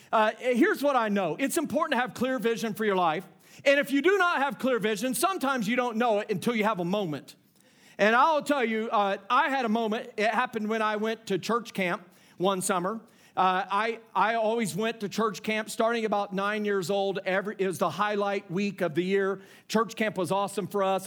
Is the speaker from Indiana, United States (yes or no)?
yes; Indiana, United States; I grew up in Indiana